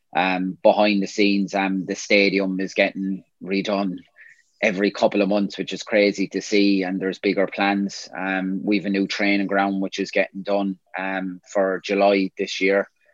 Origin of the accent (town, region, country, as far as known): Limerick, Munster, Ireland; born or raised there; moved away as an adult; also born or lived in Scotland